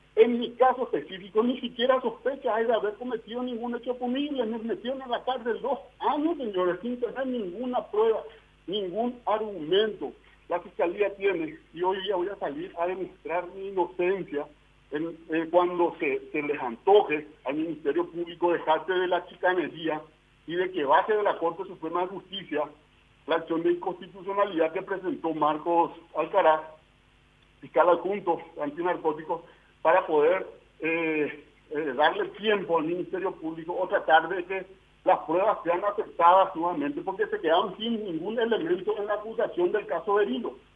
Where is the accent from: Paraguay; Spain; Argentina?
Paraguay; como ciudadano paraguayo, no como diputado nacional, como ciudadano paraguayo